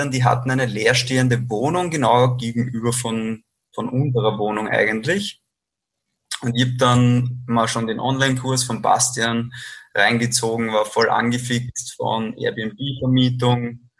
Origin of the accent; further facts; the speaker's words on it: Lower Austria, Austria; Also kurz zu mir … ich bin ursprünglich aus Niederösterreich, bin 29 Jahre alt